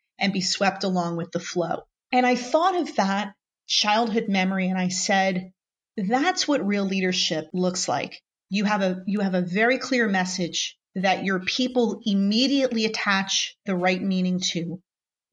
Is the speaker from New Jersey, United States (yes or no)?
yes; New Jersey, United States; I grew up in New Jersey, born and raised here, where the summers are very hot, and very humid